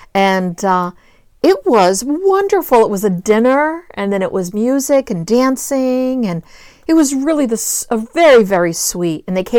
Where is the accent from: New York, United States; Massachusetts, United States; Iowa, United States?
Massachusetts, United States; New Bedford; I grew up in New Bedford, but that was such a bad accent that came out.